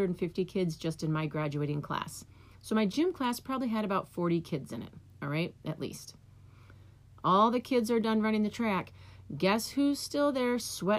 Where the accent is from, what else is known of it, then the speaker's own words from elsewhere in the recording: New York, United States; now in Michigan, United States; when I was a kid, I grew up in New York, and we had the New York State Physical Fitness Test